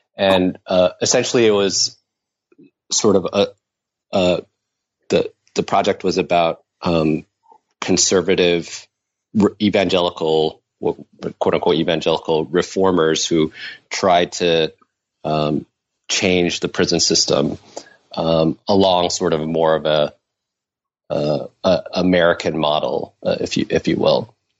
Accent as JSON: {"language": "English", "country": "Taiwan", "tie": "born or raised there", "also_born_or_lived": "United States / New York / Berkeley", "moved": "as an adult", "lives_now": "Paris, France", "said": "I was born in uh, the US, but I grew up mainly in Taiwan. I moved back with my parents when I was uh, six years old and spent uh, ages six to 18 uh, there"}